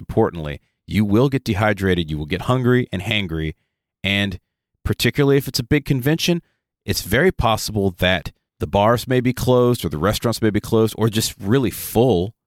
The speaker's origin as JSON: {"language": "English", "region": "the South", "country": "United States", "said": "we're from the South. It is hot and muggy in the South pretty much until wintertime"}